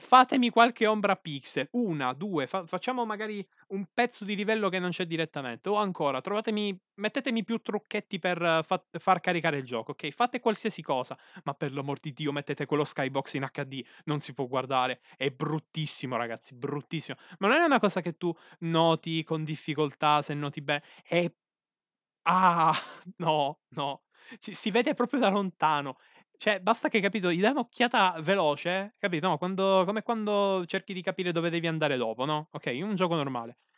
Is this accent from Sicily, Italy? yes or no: yes; Sicily, Italy; qui dalle mie parti terre sicule